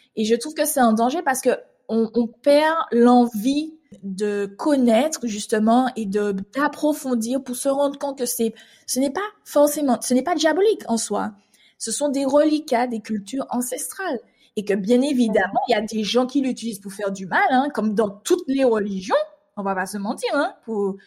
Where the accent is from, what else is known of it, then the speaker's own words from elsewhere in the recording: Martinique; moved away as an adult; now in Île-de-France, France; je suis une Martiniquaise qui vit actuellement depuis 7 ans en Île-de-France